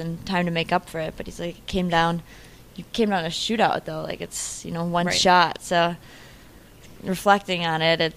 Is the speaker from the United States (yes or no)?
yes; Madison, Wisconsin, United States; I'm from Madison, Wisconsin. I grew up there.